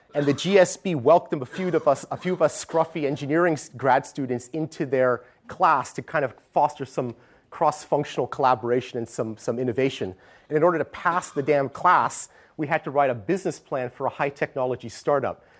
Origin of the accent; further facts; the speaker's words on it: Stanford, California, United States; moved away as an adult; now in San Francisco, United States; I grew up on the Stanford campus